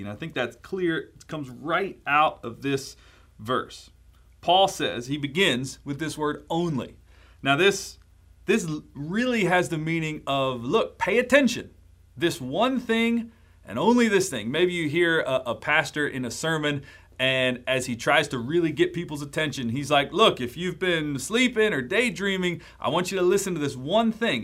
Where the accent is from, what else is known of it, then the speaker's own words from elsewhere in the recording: Baltimore, Maryland, United States; I'm from Baltimore, Maryland